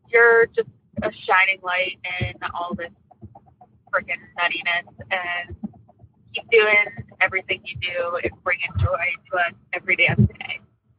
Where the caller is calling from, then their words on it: Bay Shore, New York, United States; also born or lived in Brooklyn; from Bayshore, New York. I'm Long Island. Never thought I would say it, but I'm loving the suburbs since I moved out from Brooklyn.